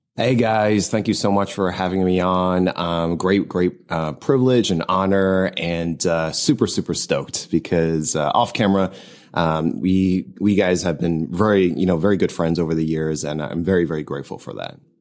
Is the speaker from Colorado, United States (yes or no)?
no; New Jersey, United States; now in Southern California, United States; I am originally from New Jersey. I'm based in Southern California.